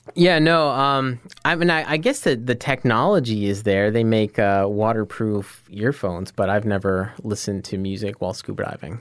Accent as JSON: {"language": "English", "town": "Scranton", "region": "Pennsylvania", "country": "United States", "tie": "born or raised there", "said": "I'm from Scranton. I, I grew up there"}